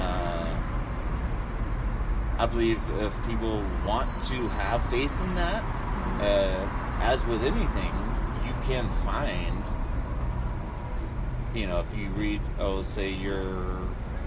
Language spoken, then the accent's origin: English; South Georgia, United States; there was one Catholic church in my hometown